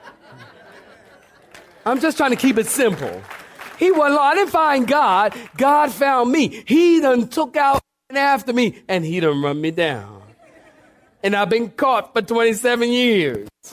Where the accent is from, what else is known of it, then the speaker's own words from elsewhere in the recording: Philadelphia, Pennsylvania, United States; I'm from Philly.